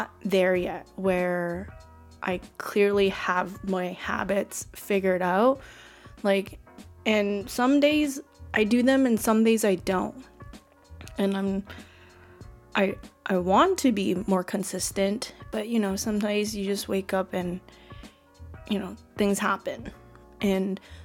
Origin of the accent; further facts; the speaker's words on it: Steveston, British Columbia, Canada; my hometown, which is Steveston